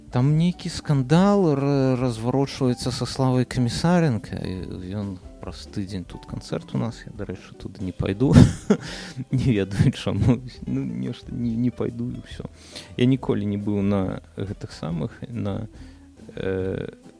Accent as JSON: {"language": "Belarusian", "country": "Belarus", "said": "мы ж беларусы"}